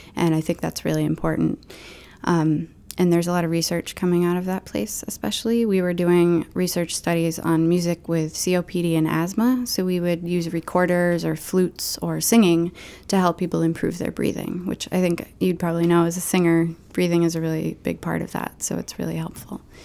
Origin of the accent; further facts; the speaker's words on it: Maine, United States; also born or lived in New York; I'm from Maine